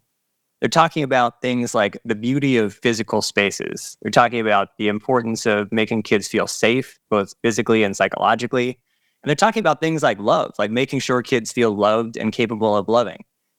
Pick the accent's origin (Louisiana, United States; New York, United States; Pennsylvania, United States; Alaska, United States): Pennsylvania, United States; Erie; And I'm not from Pittsburgh originally. I'm from Erie, which is, it might as well be Pittsburgh. It's only 2 hours away.